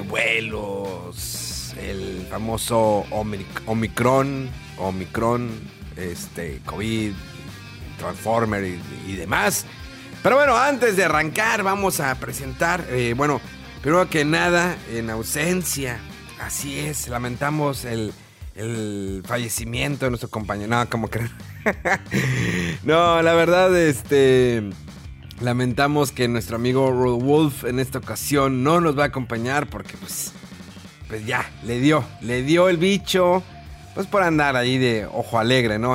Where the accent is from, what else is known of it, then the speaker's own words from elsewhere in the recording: Mexico; porque era mexicano, porque soy mexicano